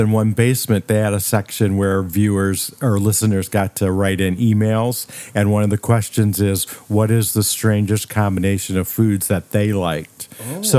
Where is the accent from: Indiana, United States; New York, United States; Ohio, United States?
Indiana, United States; Valparaiso; I grew up in Indiana. I was born in Valparaiso.